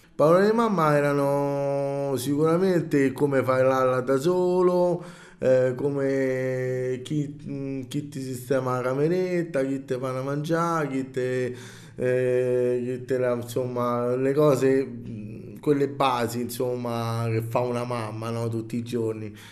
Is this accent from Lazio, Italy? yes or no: yes; Rome, Lazio, Italy; vengo da Roma